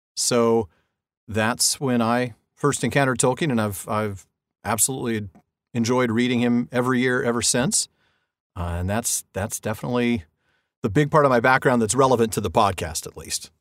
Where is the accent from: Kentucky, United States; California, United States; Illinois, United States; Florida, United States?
California, United States; Southern; I've been in California all my life, born and raised here